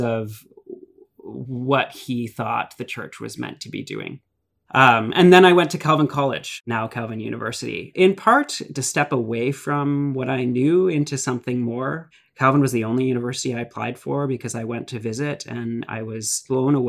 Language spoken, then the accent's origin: English; Ajax, Ontario, Canada; also born or lived in British Columbia / Acton, Ontario; started his first church in Ajax Pickering Crossroads CRC, which was really sort of where most of my memories of church as a child are from